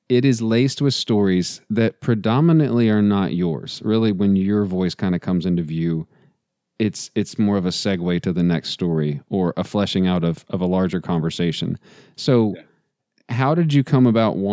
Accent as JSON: {"language": "English", "region": "Texas", "country": "United States", "said": "I'm from Texas"}